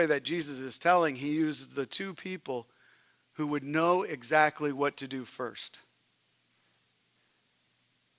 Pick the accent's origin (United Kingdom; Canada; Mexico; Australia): Canada; moved away; I'm Canadian